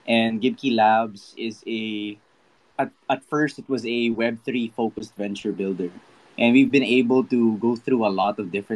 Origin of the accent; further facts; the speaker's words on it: Philippines; I'm from the Philippines